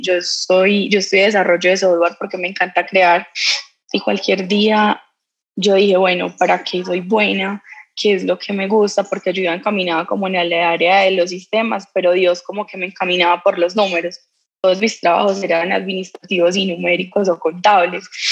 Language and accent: Spanish; Colombia; los colombianos somos echados para adelante, somos berracos